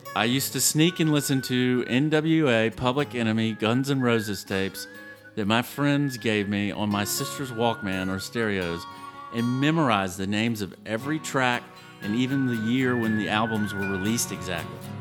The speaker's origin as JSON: {"language": "English", "town": "Savannah", "region": "Georgia", "country": "United States", "moved": "as an adult", "lives_now": "Austin, United States", "said": "Savannah, Georgia is my heritage, but Austin, Texas is now my hometown."}